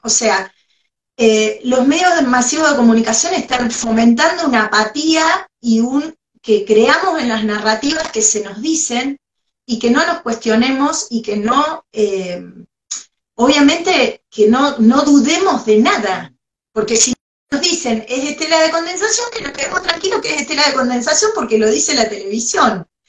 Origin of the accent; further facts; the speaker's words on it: Argentina; somos argentinos